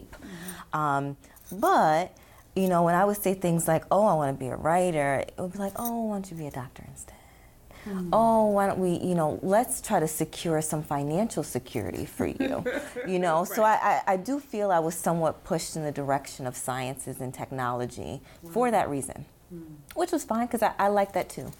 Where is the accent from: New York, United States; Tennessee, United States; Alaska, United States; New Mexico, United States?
New York, United States; Syracuse; I was from here.